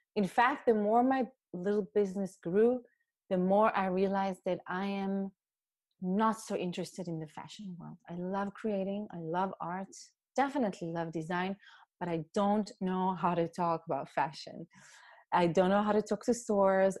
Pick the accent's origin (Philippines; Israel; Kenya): Israel; moved away as an adult; also born or lived in New York City; now in Germany; I was raised raised in Israel in a community